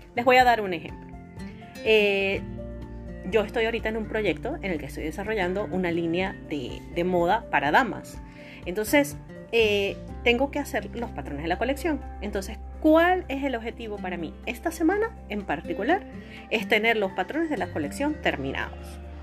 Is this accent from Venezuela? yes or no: yes; Venezuela; aquí en mi país, en Venezuela